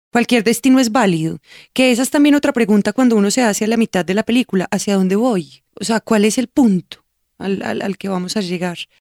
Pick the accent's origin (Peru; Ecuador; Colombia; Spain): Colombia; Como soy colombiana y como he viajado por Colombia